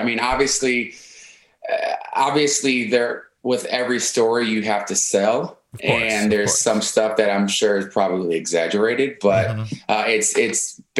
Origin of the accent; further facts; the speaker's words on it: Milwaukee, Wisconsin, United States; also born or lived in Oak Creek, Wisconsin; I went to high school in Oak Creek. I'm from Milwaukee.